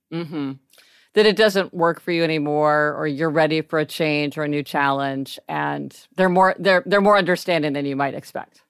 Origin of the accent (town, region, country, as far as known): Kansas City, Missouri, United States